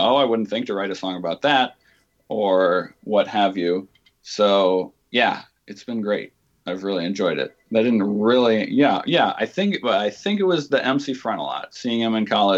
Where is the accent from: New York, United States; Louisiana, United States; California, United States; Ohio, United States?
Ohio, United States; Northwest; I grew up in Northwest Ohio